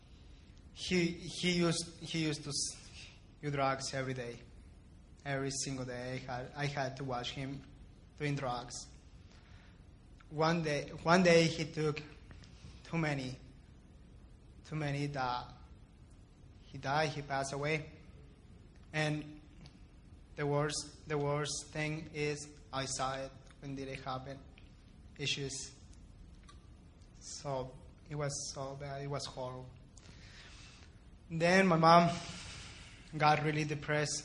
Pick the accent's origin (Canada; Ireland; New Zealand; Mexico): Mexico; Ciudad Juárez, Chihuahua; moved away; also born or lived in El Paso, Texas, United States; I was born in El Paso, but after that, my family and I moved to Juarez, and I lived there my entire life. I grew up there